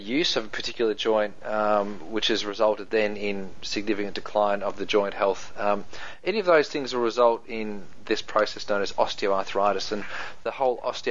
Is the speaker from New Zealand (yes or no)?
yes; New Zealand; accent: Kiwi; That's my Kiwi accent coming out there